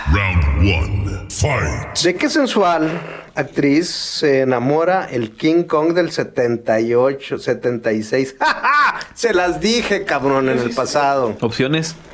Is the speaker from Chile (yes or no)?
no; Mexico; ¿Por qué carajos siendo mexicano no se, no se puede hacer alguna buena, muy buena película del santo, cabrón?